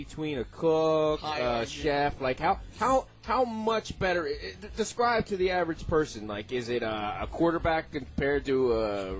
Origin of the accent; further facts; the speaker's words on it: Philadelphia, Pennsylvania, United States; I'm from South Philly.